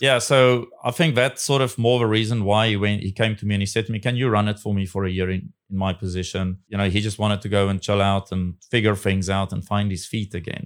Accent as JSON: {"language": "English", "country": "South Africa", "moved": "yes", "lives_now": "Taiwan", "said": "will I go back to my home country"}